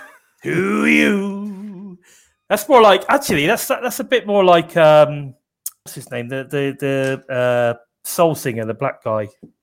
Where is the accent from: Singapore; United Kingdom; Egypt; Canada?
United Kingdom; accent: very British; I'm extremely British. That's true. So my accent is very British.